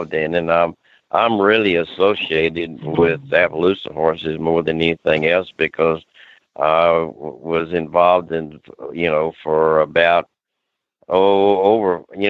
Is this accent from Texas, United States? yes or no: yes; Austin, Texas, United States; now in Tampa area, Florida, United States; I've been here about 55 years. I was born and raised in Texas.